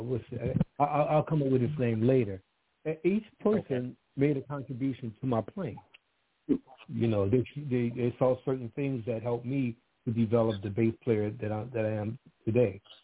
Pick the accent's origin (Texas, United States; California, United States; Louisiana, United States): Louisiana, United States; New Orleans; I'm from New Orleans, Louisiana. I was born in Louisiana.